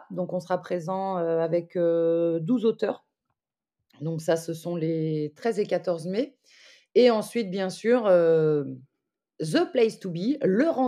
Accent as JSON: {"language": "French", "town": "Lyon", "region": "Auvergne-Rhône-Alpes", "country": "France", "said": "je suis lyonnaise"}